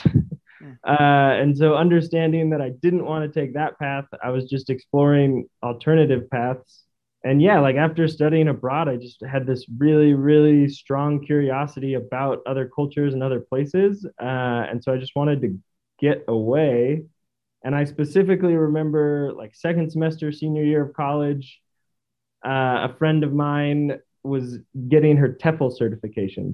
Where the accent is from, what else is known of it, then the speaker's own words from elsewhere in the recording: Stockton, California, United States; moved away as an adult; also born or lived in St. Louis / Spain / South Korea; I grew up in Stockton, California, um, which is east of the Bay Area